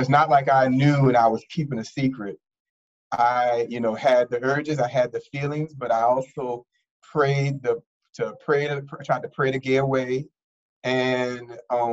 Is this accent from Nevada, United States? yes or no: no; New Orleans, Louisiana, United States; moved away as an adult; now in Washington, D.C., United States; I'm from New Orleans, Louisiana, born and raised in the Lower Ninth Ward of New Orleans